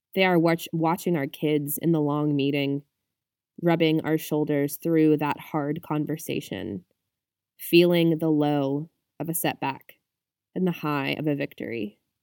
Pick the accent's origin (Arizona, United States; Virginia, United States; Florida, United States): Virginia, United States; my home state of Virginia